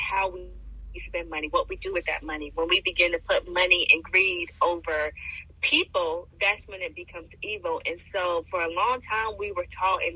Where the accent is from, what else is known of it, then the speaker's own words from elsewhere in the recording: Bertie County, North Carolina, United States; also born or lived in Connecticut; moved down to North Carolina where my family is at. And it's one of the, where I was raised is one of the poorest counties out of, you know, 100 in North Carolina.